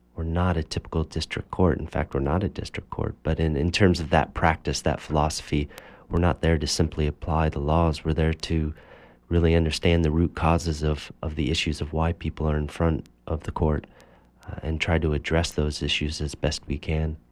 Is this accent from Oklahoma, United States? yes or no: no; Cambridge, Massachusetts, United States; I grew up in Cambridge, Massachusetts